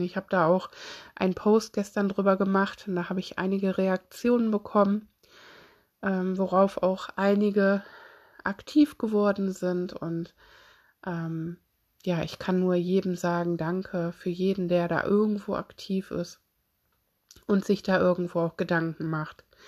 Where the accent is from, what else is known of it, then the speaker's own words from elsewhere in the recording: Solingen, North Rhine-Westphalia, Germany; ich komme selber aus Solingen.